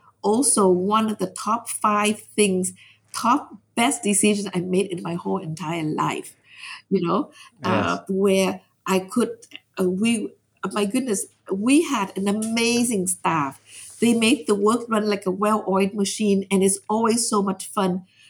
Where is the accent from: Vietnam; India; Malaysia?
Vietnam; now in United States; I said, yes, I'm from Vietnam.